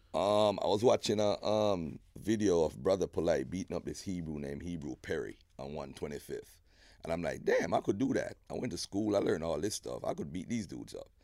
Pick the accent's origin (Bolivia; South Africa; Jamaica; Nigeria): Jamaica; moved away as an adult; now in United States; growing up in Jamaica was fun, man. I went to Olmers Boys.